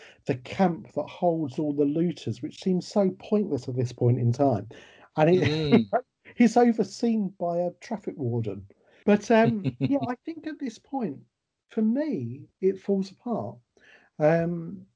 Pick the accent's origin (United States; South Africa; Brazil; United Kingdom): United Kingdom; we're British, we'd do work songs, we'd sing, we'd joke